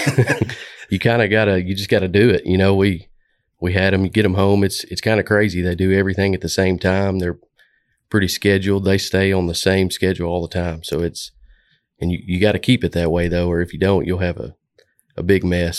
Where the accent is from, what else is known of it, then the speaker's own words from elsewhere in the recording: Stuttgart, Arkansas, United States; moved away as an adult; also born or lived in Jonesboro, Arkansas; now in Little Rock, United States; I came from Stuttgart, Arkansas, went to college in Jonesboro, and then pretty much moved down here to Little Rock